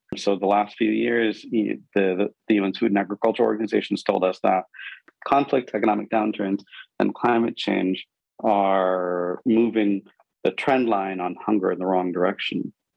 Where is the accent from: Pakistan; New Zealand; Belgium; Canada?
Pakistan; I grew up in Pakistan